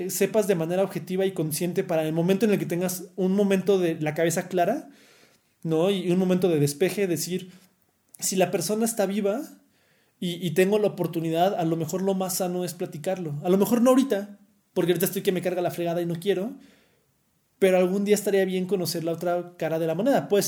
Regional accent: Panama; De hecho, no lo quería decir, pero yo soy panameño.

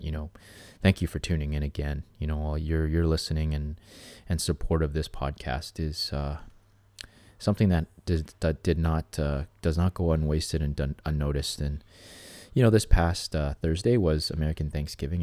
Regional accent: Canada; somebody like me as a Canadian

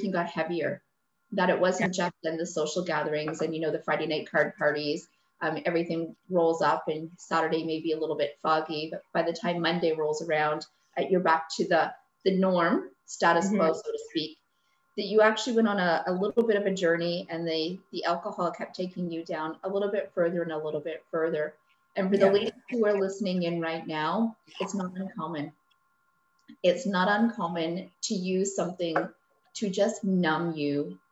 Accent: Nova Scotia, Canada; I come from Nova Scotia

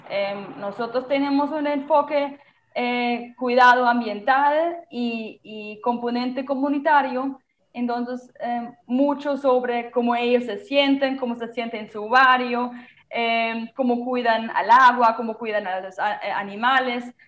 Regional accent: Germany; Spanish is a second language; moved away as an adult; now in Santa Marta, Colombia; de mi país, de Alemania

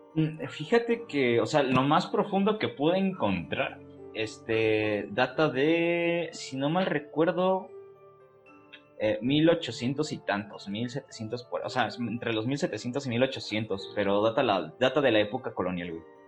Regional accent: Celaya, Guanajuato, Mexico; yo soy de, pues somos de Celaya, Guanajuato, pero yo soy de una comunidad a las afueras de Celaya. Este, mi pueblo se llama San Juan de la Vega

